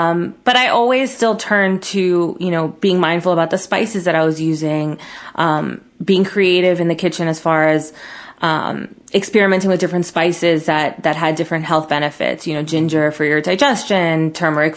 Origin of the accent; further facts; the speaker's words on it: Miami, Florida, United States; Growing up in Miami